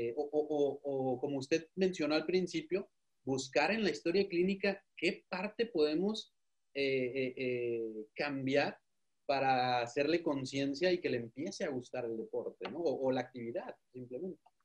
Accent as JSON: {"language": "Spanish", "town": "Ensenada", "region": "Baja California", "country": "Mexico", "said": "nosotros somos de Baja California, de Ensenada"}